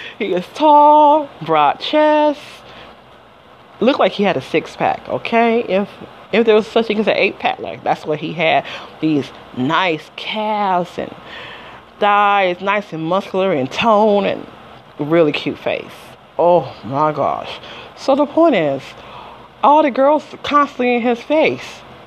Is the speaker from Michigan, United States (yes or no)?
yes; Detroit, Michigan, United States; also born or lived in Las Vegas, Nevada / Georgia; now in New Jersey, United States; I'm from Detroit, Michigan originally